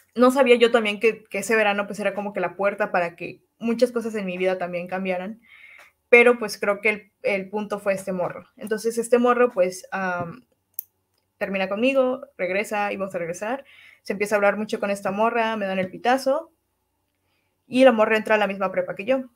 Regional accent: Cancún, Quintana Roo, Mexico; soy de Cancún, eh, nací un 5 de abril

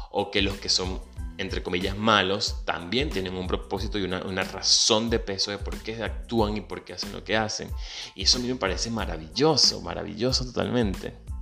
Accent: Venezuela; moved away; Soy venezolano, emigrante.

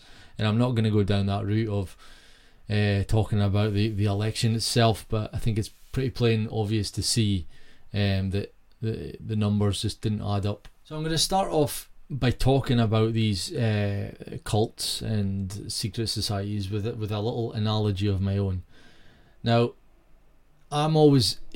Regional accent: Peterhead, Scotland, United Kingdom; moved away; my hometown Peterhead was thriving

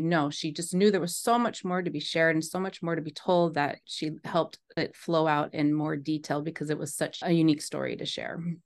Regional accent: East Bay, California, United States; now in Los Angeles, United States; I was born and raised in the Bay Area, or East Bay, of California

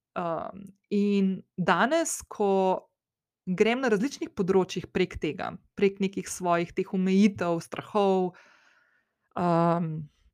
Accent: Slovenia; also born or lived in London; ko sem šla iz Slovenije

